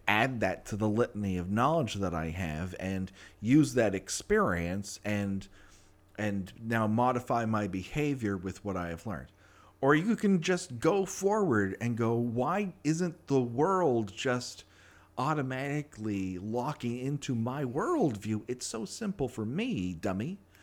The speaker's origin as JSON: {"language": "English", "town": "Los Angeles", "region": "California", "country": "United States", "tie": "born or raised there", "said": "I grew up in Los Angeles. I'm one of the rare people who actually was born and raised here"}